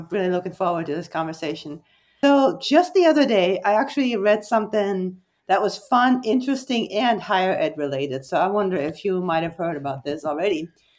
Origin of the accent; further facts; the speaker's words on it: Germany; English is a second language; And I'm originally, fun fact, born and raised in Germany.